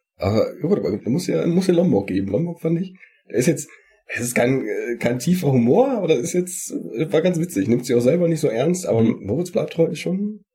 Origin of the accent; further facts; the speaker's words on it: Sauerland, North Rhine-Westphalia, Germany; Bei uns im Sauerland